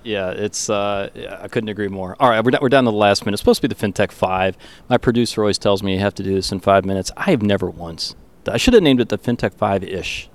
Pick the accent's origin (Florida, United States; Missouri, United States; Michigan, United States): Michigan, United States; Detroit; accent: Canadian; I grew up in Detroit